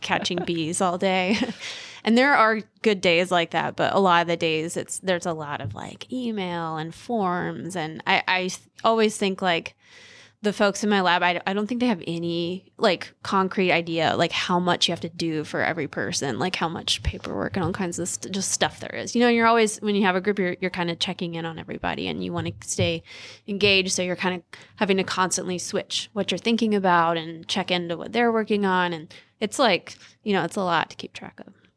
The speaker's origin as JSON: {"language": "English", "town": "Ocean Isle Beach", "region": "North Carolina", "country": "United States", "tie": "born or raised there", "moved": "yes", "said": "I'm from North Carolina, like, a really small town in coastal North Carolina"}